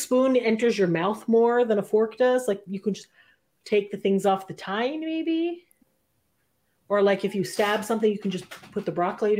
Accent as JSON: {"language": "English", "country": "Canada", "said": "as a Canadian, I feel like we live in a pretty great place."}